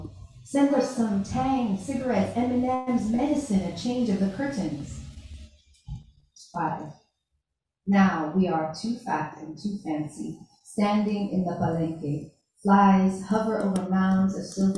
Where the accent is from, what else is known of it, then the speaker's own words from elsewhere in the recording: Pacific Northwest, United States; I grew up in the Pacific Northwest